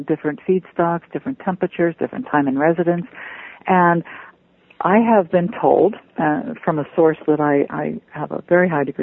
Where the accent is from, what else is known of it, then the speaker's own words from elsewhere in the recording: just north of Pittsburgh, Pennsylvania, United States; I grew up in Pennsylvania too. I was just north of Pittsburgh